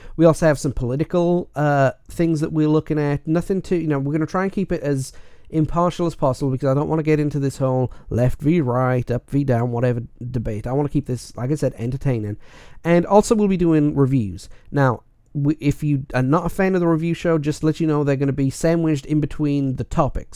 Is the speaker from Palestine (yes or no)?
no; Wales, United Kingdom; being Welsh